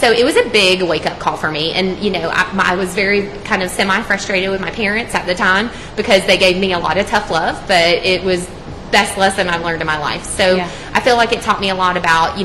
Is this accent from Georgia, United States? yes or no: yes; Douglas County, Georgia, United States; also born or lived in North Carolina / Atlanta; I grew up here in Douglas County and elementary, middle, and high school, so proud product of the Douglas County school